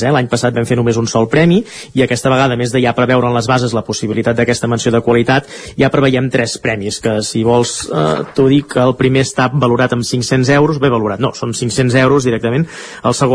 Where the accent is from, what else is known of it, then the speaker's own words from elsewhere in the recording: Catalonia, Spain; Estem jugant a fer veure que som espanyols quan som catalans, no?